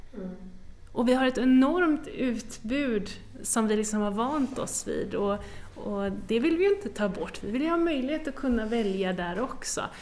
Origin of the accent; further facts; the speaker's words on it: western Sweden, Sweden; Jag kommer ju från västra Sverige